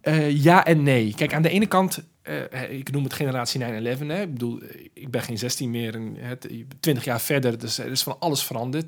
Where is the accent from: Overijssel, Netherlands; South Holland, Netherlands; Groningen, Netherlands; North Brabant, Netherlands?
South Holland, Netherlands; Rotterdam; ik ben geboren en getogen in Rotterdam.